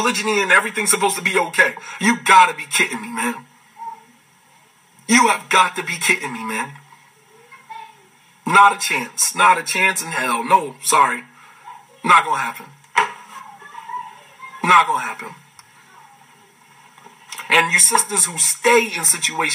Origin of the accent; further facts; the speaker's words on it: United States; as African American Muslims